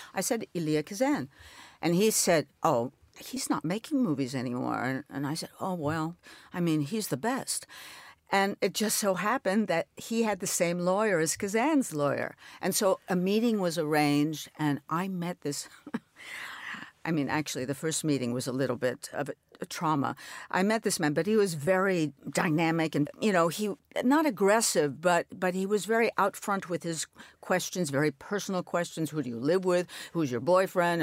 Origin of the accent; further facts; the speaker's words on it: New York City, New York, United States; I'm an only child. I grew up in New York